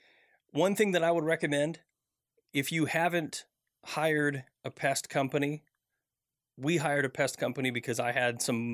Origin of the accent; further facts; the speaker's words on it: Midwest, United States; I grew up in the Midwest